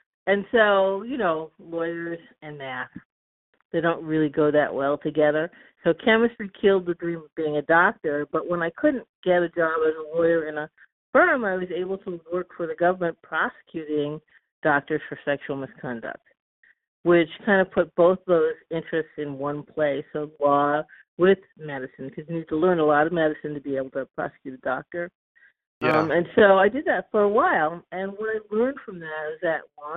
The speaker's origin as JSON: {"language": "English", "area": "Long Island", "region": "New York", "country": "United States", "tie": "born or raised there", "also_born_or_lived": "Boston, United States", "moved": "yes", "lives_now": "Oakland, United States", "said": "I grew up on Long Island"}